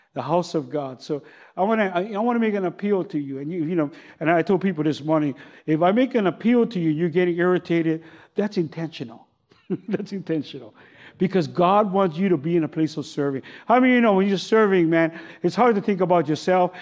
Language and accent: English; Honolulu, Hawaii, United States; I grew up in Kalihi